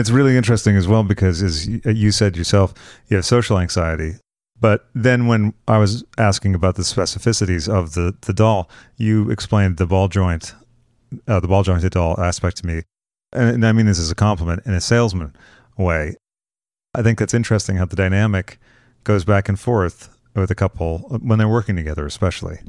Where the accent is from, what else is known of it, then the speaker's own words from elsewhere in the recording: Boston, Massachusetts, United States; I'm originally from the Boston area